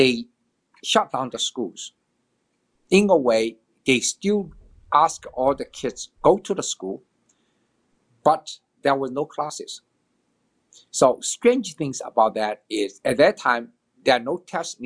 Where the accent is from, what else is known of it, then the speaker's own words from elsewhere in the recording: Shanghai, China; moved away; I was born in China, Shanghai, China, long, long time ago, 1954, June 9th